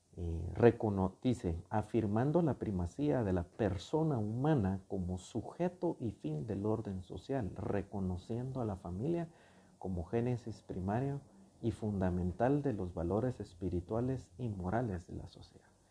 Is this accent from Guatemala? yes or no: yes; Guatemala; reconocemos como guatemaltecos que tenemos una fe